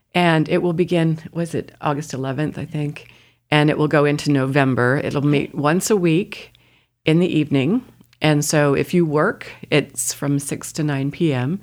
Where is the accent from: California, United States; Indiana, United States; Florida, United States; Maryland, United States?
Indiana, United States; moved away as an adult; also born or lived in Colorado; I grew up in Indiana, and, uh, my parents both garden.